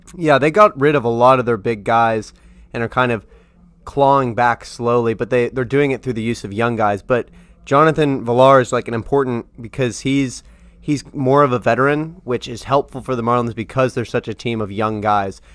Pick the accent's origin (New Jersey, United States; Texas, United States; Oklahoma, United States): Oklahoma, United States; Tulsa; moved away; I'm from Tulsa, Oklahoma